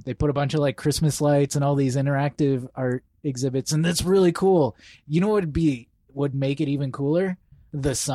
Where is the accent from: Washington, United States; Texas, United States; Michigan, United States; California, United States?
Michigan, United States; Southeast; moved away; also born or lived in Hawaii; I grew up in Southeast Michigan